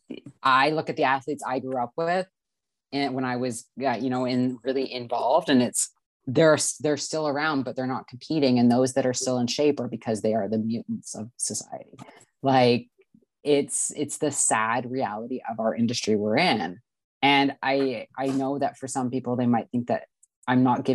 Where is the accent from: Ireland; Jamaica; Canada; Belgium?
Canada; I'm from Canada